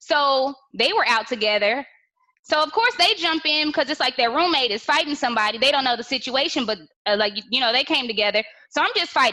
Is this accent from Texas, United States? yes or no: yes; Austin, Texas, United States; I'm from Austin